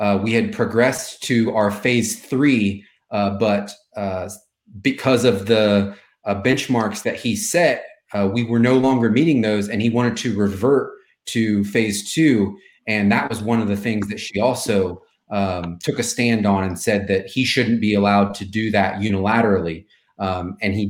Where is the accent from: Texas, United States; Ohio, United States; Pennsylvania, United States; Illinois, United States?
Ohio, United States; London; moved away as an adult; also born or lived in Montana; I ended up at a biomedical research center just outside of my hometown. I lived in London, Ohio